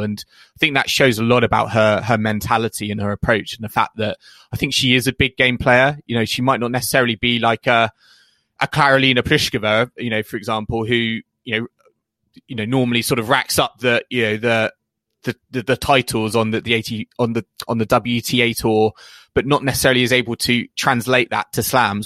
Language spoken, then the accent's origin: English; United Kingdom; a British fan